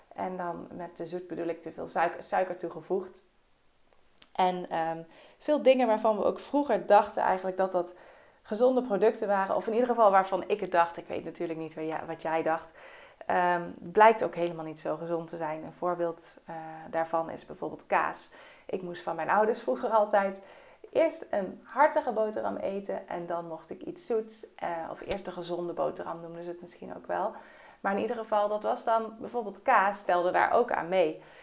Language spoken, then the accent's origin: Dutch; Netherlands; wij eh, als Nederlanders